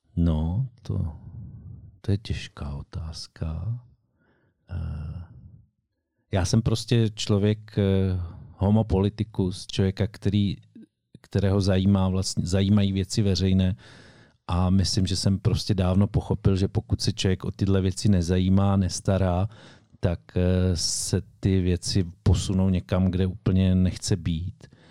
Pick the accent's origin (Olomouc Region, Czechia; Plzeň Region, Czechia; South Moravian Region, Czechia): Olomouc Region, Czechia; Šumperk; u nás v Šumperku